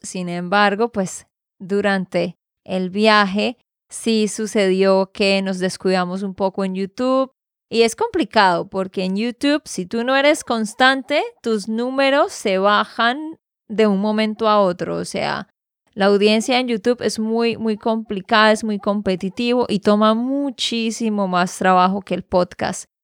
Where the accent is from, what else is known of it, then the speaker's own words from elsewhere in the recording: Santander, Colombia; de Santander, Colombia.